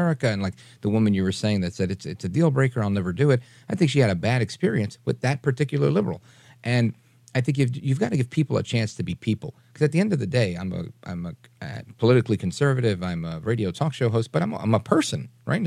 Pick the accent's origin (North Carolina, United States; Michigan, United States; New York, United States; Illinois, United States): New York, United States; New York City; now in New Jersey, United States; I grew up in Brooklyn and I live in Jersey now